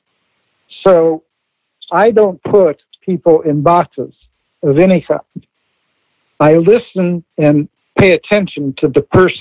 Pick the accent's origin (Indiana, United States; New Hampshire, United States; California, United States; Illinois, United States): Indiana, United States; I grew up in Indiana